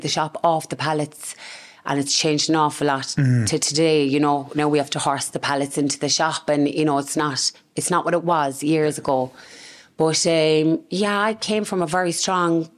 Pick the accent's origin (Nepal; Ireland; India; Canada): Ireland; Cork; I was born and raised in Ardenry. The family home is still there today